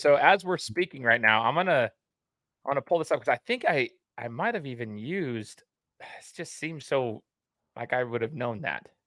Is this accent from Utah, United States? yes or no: no; Meridian, Idaho, United States; also born or lived in Brazil; I'm from Meridian, Idaho